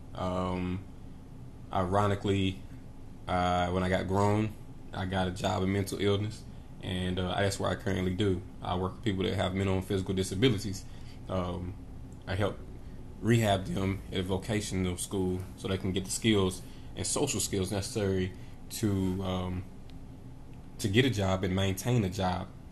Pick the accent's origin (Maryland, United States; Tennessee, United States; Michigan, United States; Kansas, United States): Tennessee, United States; Knoxville; I grew up in Knoxville, Tennessee